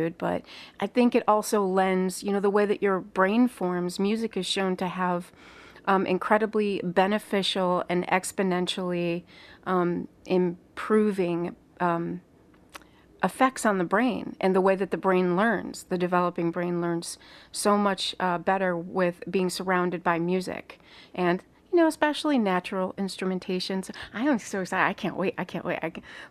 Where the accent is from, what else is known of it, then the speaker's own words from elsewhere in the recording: Chicago, Illinois, United States; growing up in Chicagoland